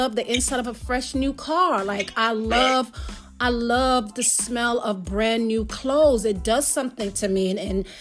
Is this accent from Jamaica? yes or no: yes; Jamaica; I'm Jamaican